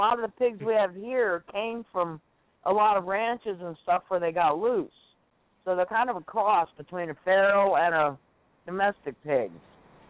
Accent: Hollywood, Florida, United States; also born or lived in Miami, Florida / Davie, Florida; I was born in Miami and raised in Hollywood and Davie, which is like outskirts of Fort Lauderdale. And we're probably 30 miles away from Miami.

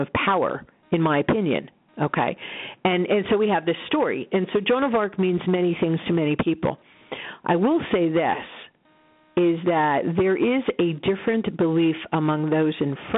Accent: Roswell, New Mexico, United States; I was born in Roswell

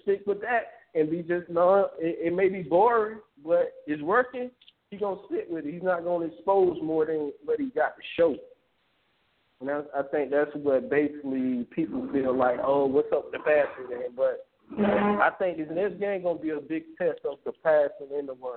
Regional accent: Tallahassee, Florida, United States; I'm from Tallahassee

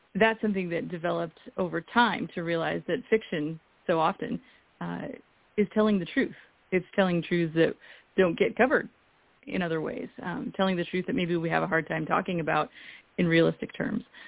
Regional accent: Eastern Washington, United States; I grew up in Eastern Washington

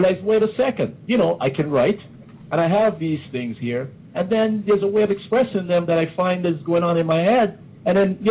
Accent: Guyana; I remember some of the poems that we learned there growing up in Guyana

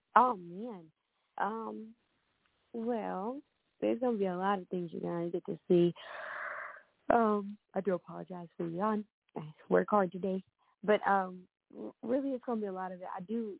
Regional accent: Ohio, United States; now in Atlanta, United States; I'm from Ohio

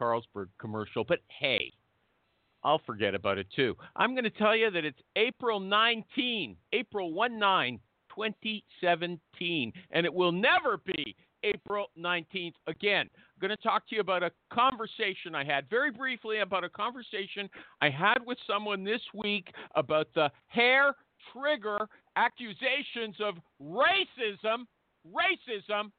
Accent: Canada; I live in Canada. We have two official languages here, English and French. In English-speaking Canada, we all learn French

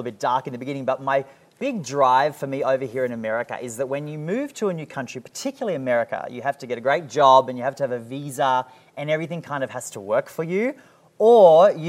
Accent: Sydney, New South Wales, Australia; now in United States; So I came from Sydney, right? And you need a couple of million bucks to get just a house.

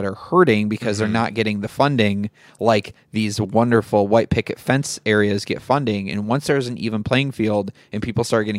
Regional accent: Midwest, United States; people back where I grew up in the Midwest who truly, to this day, believe white culture is being threatened.

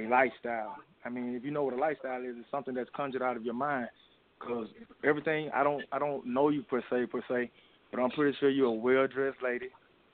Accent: Mobile, Alabama, United States; also born or lived in Albany, Georgia; now in Atlanta, United States; I was born in Alabama, Mobile, Alabama

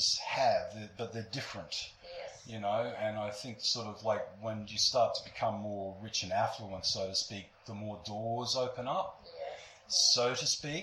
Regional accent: Brisbane, Queensland, Australia; I'm from Brisbane. I'm from here

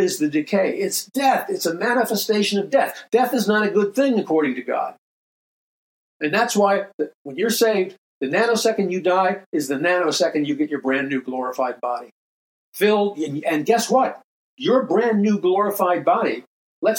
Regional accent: New York City, New York, United States; moved away; also born or lived in Hollywood Hills; Growing up in New York City

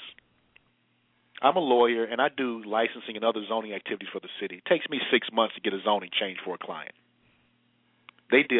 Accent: Chicago, Illinois, United States; I've been born and raised in the Sixth Ward, still live in the exact same community where I was born

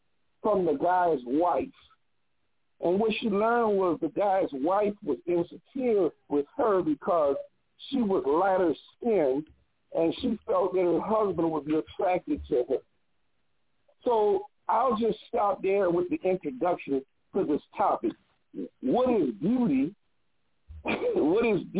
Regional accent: United States; as an American Black

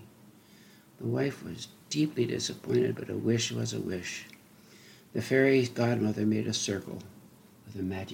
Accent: North Dakota, United States; I grew up in North Dakota

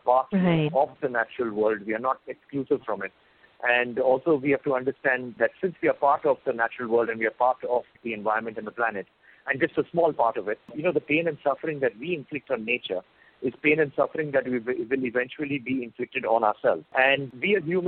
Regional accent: India; I've been brought up over here

